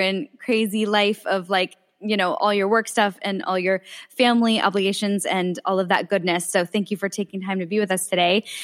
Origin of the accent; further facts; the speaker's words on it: outside Philadelphia, Pennsylvania, United States; also born or lived in Pittsburgh; I grew up outside Philly.